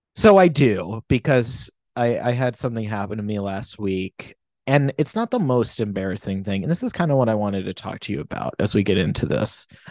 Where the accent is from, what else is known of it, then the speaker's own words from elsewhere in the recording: United States; I'm American